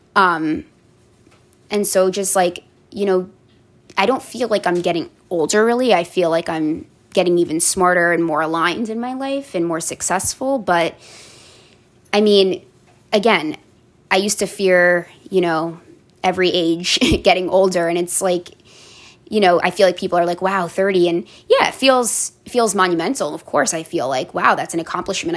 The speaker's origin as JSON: {"language": "English", "town": "Tenafly", "region": "New Jersey", "country": "United States", "tie": "born or raised there", "said": "growing up in Tenafly, New Jersey, it's a very affluent neighborhood"}